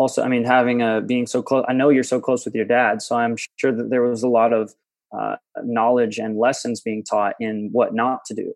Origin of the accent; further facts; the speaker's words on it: Conway, Arkansas, United States; also born or lived in Little Rock, Arkansas; now in Los Angeles, United States; my family drove me very slowly back to Conway, and I grew up there